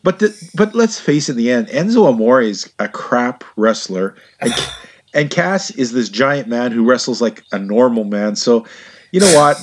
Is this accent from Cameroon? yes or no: no; Canada; gentle Canadian souls